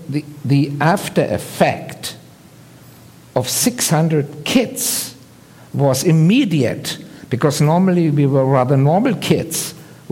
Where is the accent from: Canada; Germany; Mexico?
Germany; Bavaria; I grew up in Bavaria, in the so-called American occupation zone